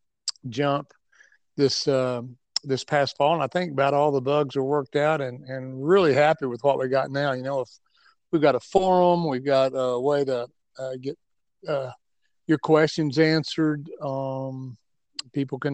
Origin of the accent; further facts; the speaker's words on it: Tennessee, United States; moved away as an adult; also born or lived in Atlanta, Georgia; Born and raised in Tennessee